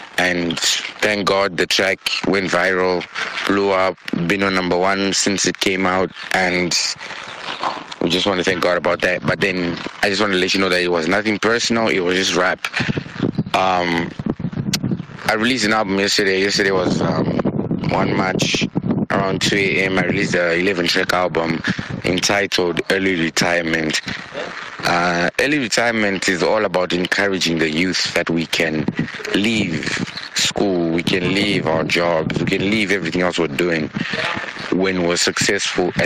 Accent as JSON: {"language": "English", "region": "Harare", "country": "Zimbabwe", "moved": "as an adult", "lives_now": "Northern Cyprus", "said": "I'm from Harare, currently based in Old Cyprus, studying international law"}